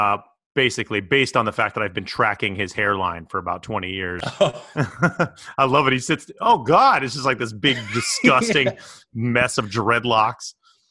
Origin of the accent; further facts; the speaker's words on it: Tucson, Arizona, United States; now in Los Angeles, United States; where I grew up in Tucson